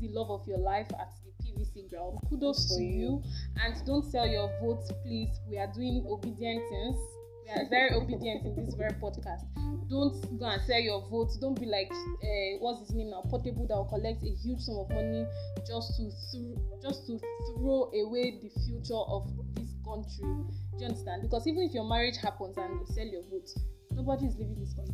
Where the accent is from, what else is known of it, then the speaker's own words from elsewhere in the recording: Nigeria; as a Nigerian